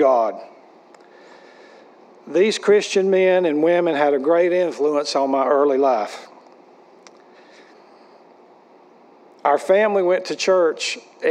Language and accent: English; Wilkes County, North Carolina, United States; also born or lived in Charlotte, North Carolina / Greensboro, North Carolina; he moved our family back to Wilkes County, where I grew up next door to my maternal grandparents.